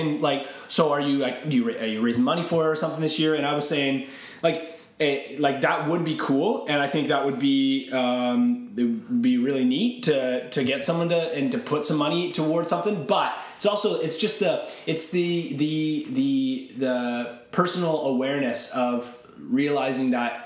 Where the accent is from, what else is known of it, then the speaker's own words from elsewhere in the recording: Canada; even though I'm not American